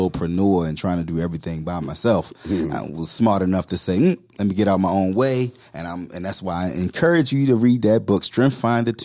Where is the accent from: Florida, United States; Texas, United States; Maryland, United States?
Maryland, United States; Baltimore; I'm from Baltimore